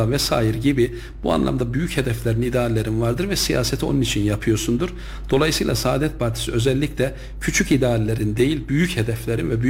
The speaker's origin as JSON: {"language": "Turkish", "town": "Yahyalı", "region": "Kayseri Province", "country": "Turkey", "tie": "born or raised there", "said": "1977 Yahyalı doğumluyum."}